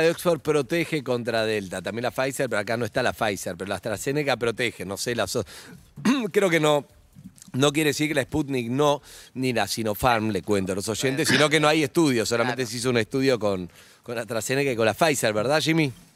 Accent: Argentina; como argentinos

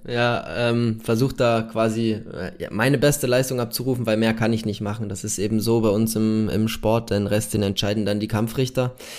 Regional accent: near Munich, Bavaria, Germany; Ich bin gebürtig äh, aus der Nähe von München

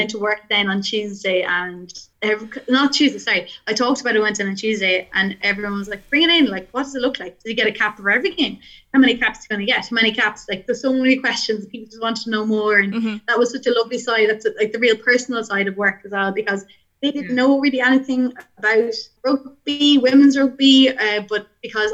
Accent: Offaly, Leinster, Ireland; also born or lived in Westmeath; I'm from Offaly

